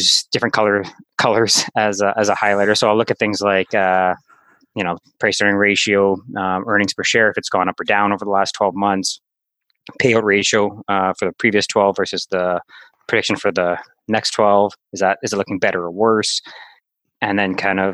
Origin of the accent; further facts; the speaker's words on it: Winnipeg, Manitoba, Canada; I'm from Winnipeg